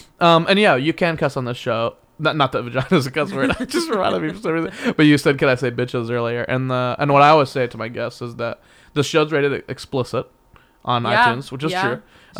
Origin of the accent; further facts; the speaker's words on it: Texas, United States; accent: Texas; Yeah, I have a Texas accent.